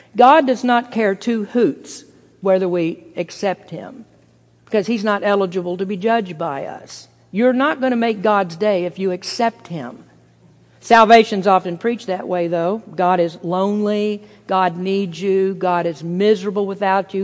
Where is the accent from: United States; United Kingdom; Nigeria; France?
United States